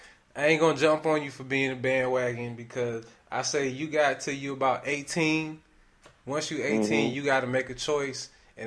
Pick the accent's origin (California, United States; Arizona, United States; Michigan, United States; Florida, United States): Michigan, United States; now in Atlanta, United States; originally I'm from Michigan, and I was a Lions fan for a real long time. Still am. But when I moved down to Atlanta